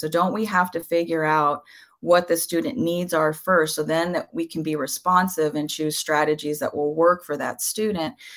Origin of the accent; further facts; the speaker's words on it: Southern California, United States; first language Spanish; English is a second language; I was born and raised in Southern California